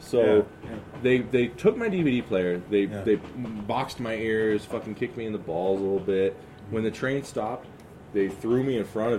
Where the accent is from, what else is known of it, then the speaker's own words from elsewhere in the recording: Chicago, Illinois, United States; So I grew up in Chicago South Side.